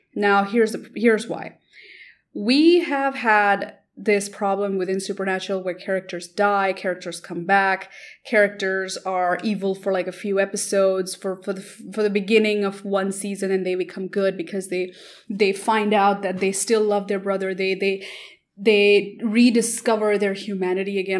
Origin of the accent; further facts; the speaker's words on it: India; I come from India